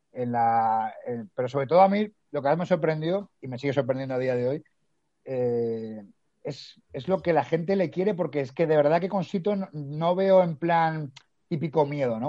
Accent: Madrid, Community of Madrid, Spain; moved away as an adult; now in Galicia, Spain; yo soy de Madrid, pero ahora estoy aquí en Galicia

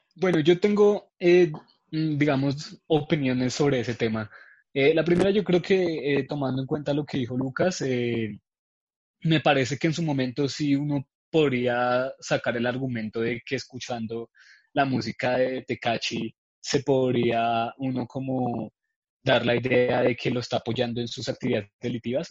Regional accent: Colombia; nosotros como colombianos

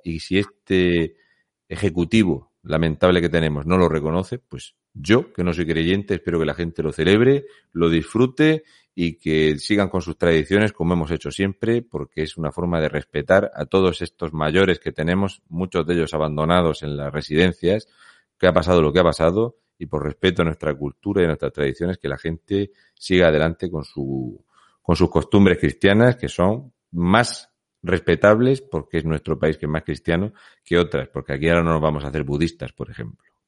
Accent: Spain

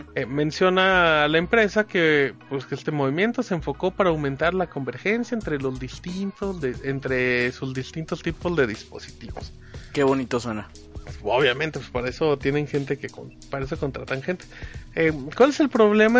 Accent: Aguascalientes, Mexico; also born or lived in Zacatecas; somos de Aguascalientes

